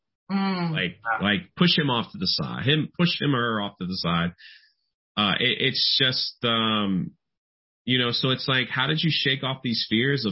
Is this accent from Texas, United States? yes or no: no; Florida, United States; I'm from Florida. It's like flatland